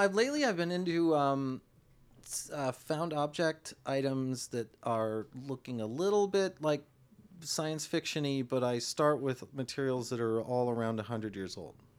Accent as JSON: {"language": "English", "town": "Milwaukee", "region": "Wisconsin", "country": "United States", "also_born_or_lived": "Madison / Los Angeles", "moved": "as an adult", "said": "I'm originally from Wisconsin, Milwaukee"}